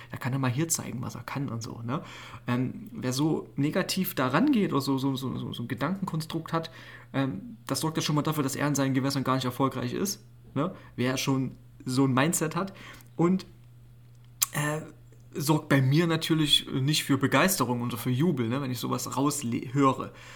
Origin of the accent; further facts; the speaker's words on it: Schneeberg, Saxony, Germany; ich bin in Schneeberg groß geworden